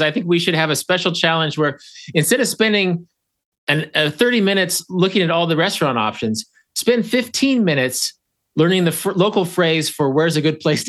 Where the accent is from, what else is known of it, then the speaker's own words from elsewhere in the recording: Kansas, United States; I love my home state. I love Kansas